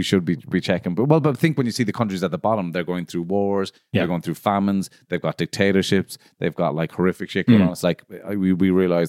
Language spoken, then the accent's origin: English; St. John's, Newfoundland and Labrador, Canada; I'm from St. John. My dad is from St. John's. He's got an Irish accent.